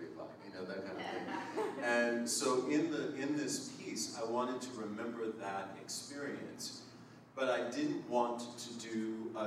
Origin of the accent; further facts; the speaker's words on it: Springfield, Massachusetts, United States; I grew up in Springfield, Mass, in Western Mass